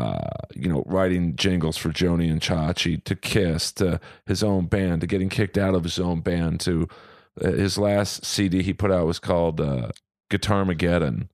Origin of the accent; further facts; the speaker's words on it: Los Angeles, California, United States; I'm a Jew from Bel Air.